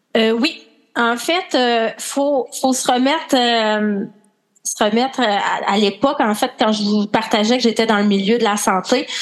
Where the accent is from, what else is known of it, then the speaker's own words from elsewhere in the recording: Quebec, Canada; accent: Québécois; je suis une Québécoise avec mon accent, sûrement